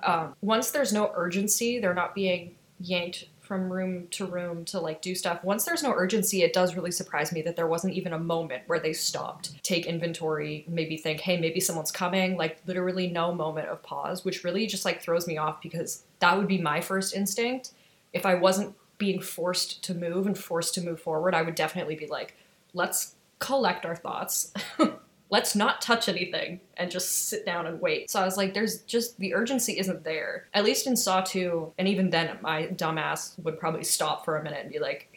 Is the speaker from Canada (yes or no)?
yes; the Midwest in Canada, the Prairies, Canada; I grew up in the Midwest in Canada